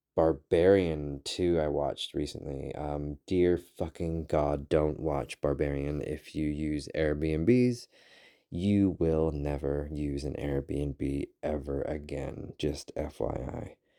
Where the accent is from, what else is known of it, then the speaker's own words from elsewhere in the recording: United Kingdom; now in United States; I am a British citizen. I am working on currently becoming an American citizen